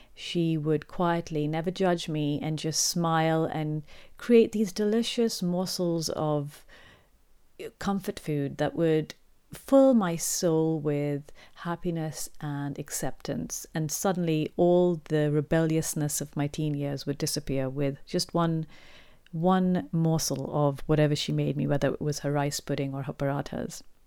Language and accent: English; Pakistan; growing up in Pakistan